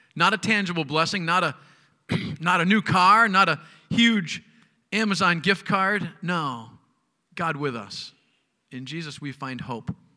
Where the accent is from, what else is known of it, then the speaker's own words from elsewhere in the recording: United States; as an American college student